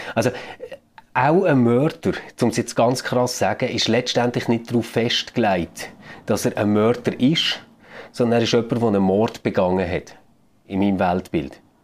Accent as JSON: {"language": "German", "country": "Switzerland", "said": "bei uns in der Schweiz"}